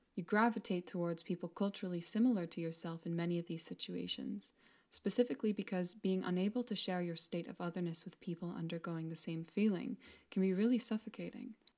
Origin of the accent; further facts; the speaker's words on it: Mexico; now in Scotland, United Kingdom; As a Mexican woman, part of a larger diaspora of people who have left my home country